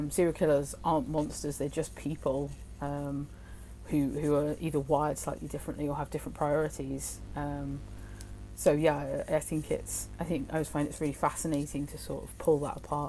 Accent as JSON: {"language": "English", "town": "Hereford", "region": "West Midlands", "country": "United Kingdom", "tie": "born or raised there", "said": "I grew up in Hereford, which is literally like a couple of towns along from Gloucester"}